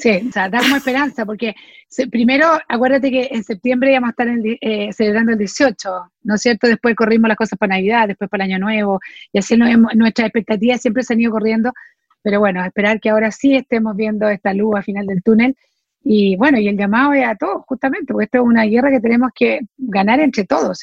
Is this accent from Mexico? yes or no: no; Chile